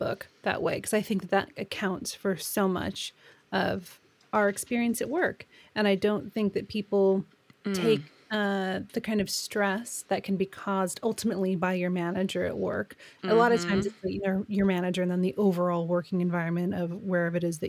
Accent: United States; accent: American; moved away as an adult; now in United Kingdom; I am American. I've lived in the UK for a long time

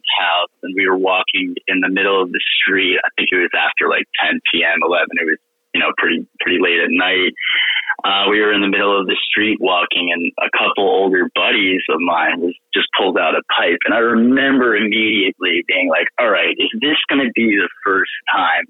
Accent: New York, United States; also born or lived in Europe / Turkey; now in Naples, United States; I grew up in New York

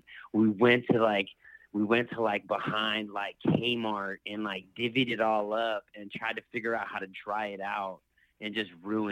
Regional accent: Petaluma, California, United States; I grew up in Sonoma County, up in Petaluma

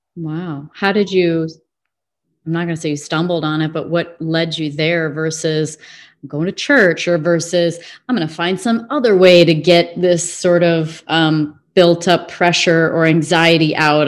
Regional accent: Illinois, United States; I'm from Illinois

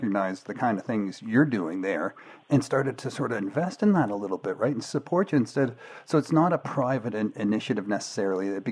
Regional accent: Georgetown, Ontario, Canada; I grew up in Georgetown, like not far from Cambridge

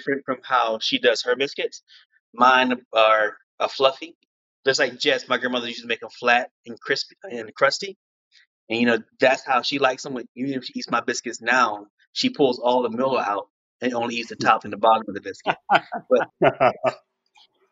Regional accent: Columbia, South Carolina, United States; now in New York City, United States; born and raised in Columbia, South Carolina.

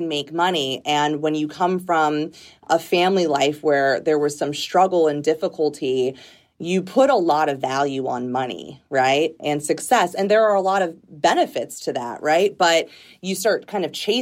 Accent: Redlands, California, United States; born or raised there; also born or lived in Pittsburgh, Pennsylvania; now in Washington, D.C., United States

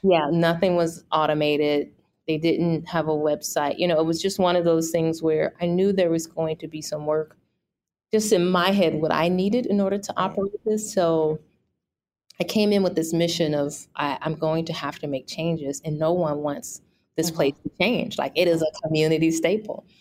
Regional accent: St. Louis, Missouri, United States; also born or lived in Toronto, Canada; I am born and raised in St. Louis.

